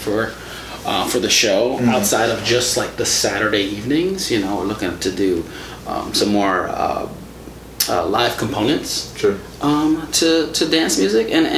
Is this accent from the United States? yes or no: yes; East Coast, United States; now in Milwaukee, United States; growing up on the East Coast